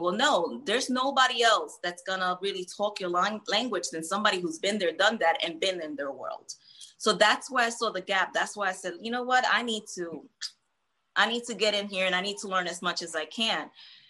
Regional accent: Hoboken, New Jersey, United States; also born or lived in Puerto Rico / New York / Philadelphia; I was born in PR and I was raised in Hoboken, then New York, then we moved to Philly.

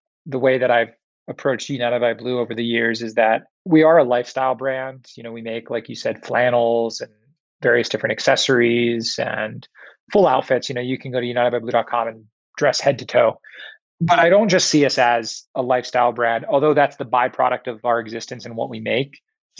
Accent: Tokyo, Japan; also born or lived in Singapore; My first place I went was in Michigan, which was a very odd place for me to end up from growing up in Tokyo and Singapore.

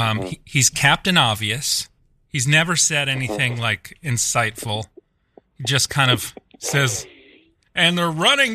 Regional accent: Des Moines, Iowa, United States; even though I'm from Des Moines, Iowa, and like Irish American.

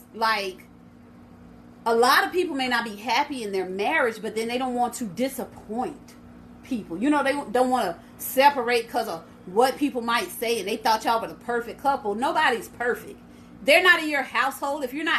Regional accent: Port Arthur, Texas, United States; And I'm from Port Arthur, Texas, which is a country.

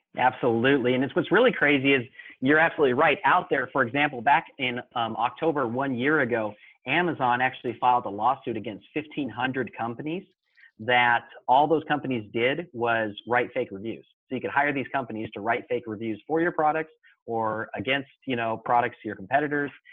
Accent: Mesa, Arizona, United States; I uh, grew up in uh, Mesa, Arizona

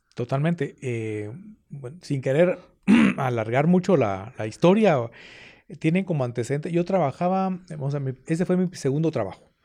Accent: Guatemala City, Guatemala Department, Guatemala; yo de pequeño, yo estudié en el Colegio Loyola. ahí Allá en la 12 Avenida, de la zona 1, atrás de la Merced

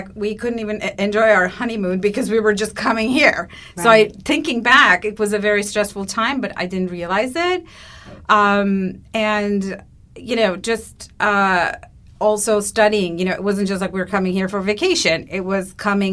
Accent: Istanbul, Turkey; English is a second language; moved away as an adult; now in United States; I'm originally from Turkey. I was born in Istanbul. And I was there through my undergrad studies.

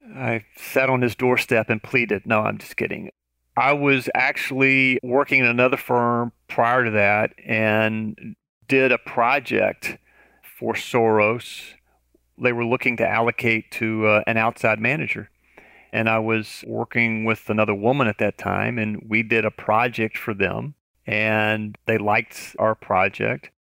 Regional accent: Tennessee, United States; moved away; I'm originally from Tennessee.

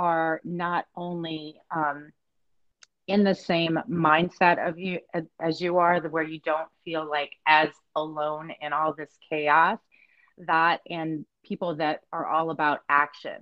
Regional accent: Southeast Louisiana, United States; we are from Louisiana, Southeast Louisiana

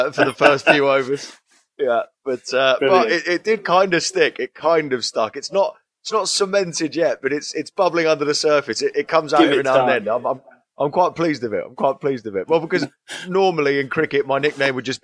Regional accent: Surrey, South East England, United Kingdom; I grew up in Surrey, which I grew up in the very rich, very posh part of Surrey

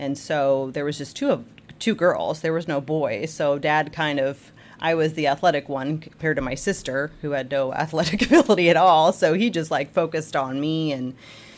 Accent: Jasper, Indiana, United States; moved away as an adult; also born or lived in Terre Haute, Indiana / Evansville, Indiana / Jeffersonville, Indiana; now in Clarksville, United States; I grew up in Jasper, Indiana, so DuBois County. I lived there all my life

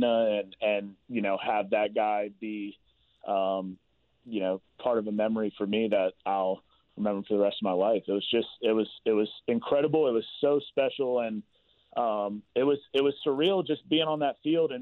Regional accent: the South, United States; I'm from the South, so that's what we do down there.

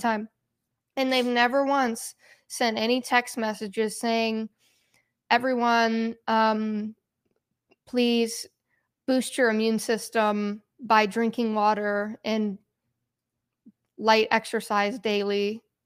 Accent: Pittsburgh, Pennsylvania, United States; I'm from Pittsburgh

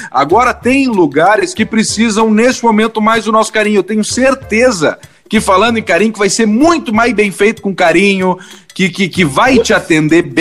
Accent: Santa Maria, Rio Grande do Sul, Brazil; now in Porto Alegre, Brazil; eu sou de Santa Maria, eu nunca me identifiquei com um X bom em, em Porto Alegre, porque o cara que é do interior, Santa

